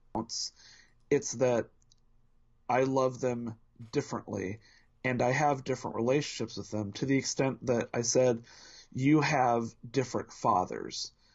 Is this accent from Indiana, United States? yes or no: yes; Indianapolis, Indiana, United States; born and bred in Indianapolis, Indiana